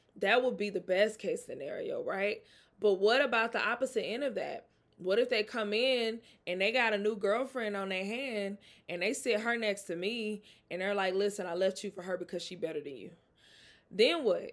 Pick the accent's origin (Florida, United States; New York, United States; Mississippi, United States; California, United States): Mississippi, United States; I'm from the South. I'm from Mississippi. Very close to New Orleans